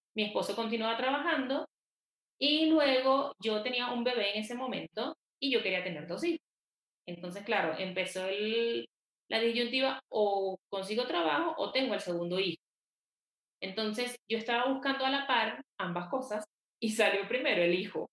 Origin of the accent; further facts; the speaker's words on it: Venezuela; moved away as an adult; also born or lived in Quito, Ecuador; now in Bogotá, Colombia; Soy venezolana. Vivo en Colombia, en Bogotá, desde hace más de ocho años.